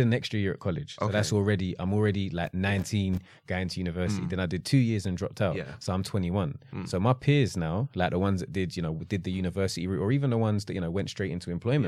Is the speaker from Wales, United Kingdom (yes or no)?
no; London, United Kingdom; South London.